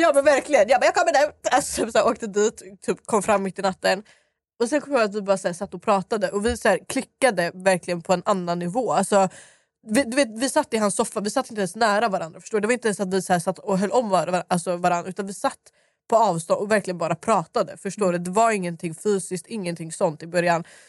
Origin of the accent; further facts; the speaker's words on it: Stockholm, Stockholm County, Sweden; jag är uppväxt i Dalen och Skarpnäck.